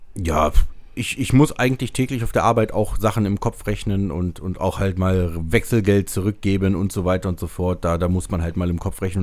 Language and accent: German; Braunschweig, Lower Saxony, Germany; hier bei uns in Braunschweig